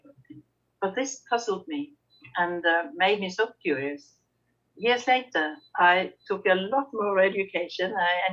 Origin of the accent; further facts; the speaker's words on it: Arendal, Agder, Norway; moved away as an adult; also born or lived in Bjørnevatn, Norway; I grew up in Arendal